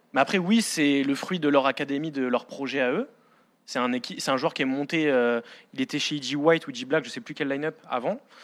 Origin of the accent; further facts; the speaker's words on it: France; nous, en tant que Français